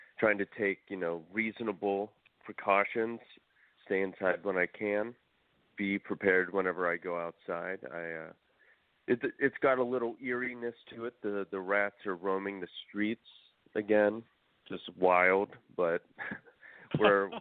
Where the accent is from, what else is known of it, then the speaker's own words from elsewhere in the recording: Steubenville, Ohio, United States; moved away; I grew up in Steubenville, Ohio